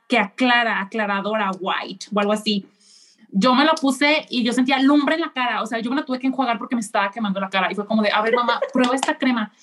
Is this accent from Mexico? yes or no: yes; Mexico; now in Japan; soy mexicana, vivo en Japón